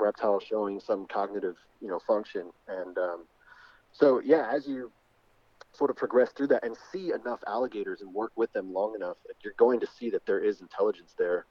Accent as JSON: {"language": "English", "region": "South Florida", "country": "United States", "tie": "born or raised there", "also_born_or_lived": "New York", "said": "born in New York, but I grew up in Florida"}